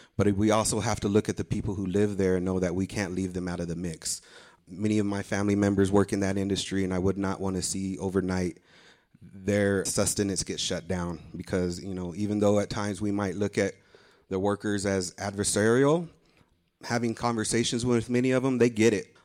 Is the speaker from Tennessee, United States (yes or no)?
no; Hobbs, New Mexico, United States; I grew up in Southeast New Mexico in an oil and gas town called Hobbs, New Mexico